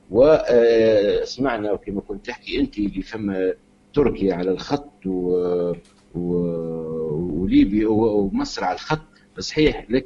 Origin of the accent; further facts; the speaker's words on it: Tunisia; معناتها احنا معناتها كما نقولوا في تونس نقولوا قبل آه، تونس آه، مبنيه على الولي الصالحين